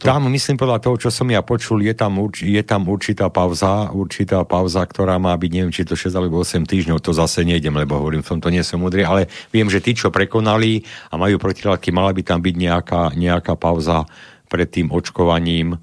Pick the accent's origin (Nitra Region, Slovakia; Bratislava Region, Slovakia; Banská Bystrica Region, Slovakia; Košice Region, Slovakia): Banská Bystrica Region, Slovakia; Králiky; ja som z Králik, a to je dolina